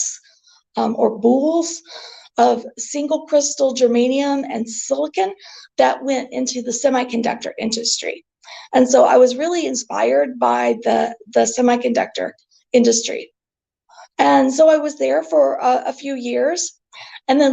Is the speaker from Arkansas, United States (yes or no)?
yes; Northwest Arkansas, United States; moved away as an adult; also born or lived in Cleveland, Ohio; now in Tulsa, United States; So I am from a very small community in Northwest Arkansas, about 100 miles from where I sit today. And I attended university in my hometown